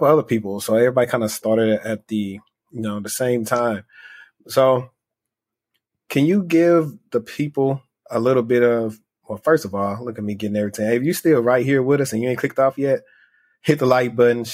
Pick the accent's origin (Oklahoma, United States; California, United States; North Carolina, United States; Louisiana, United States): Louisiana, United States; I'm from Louisiana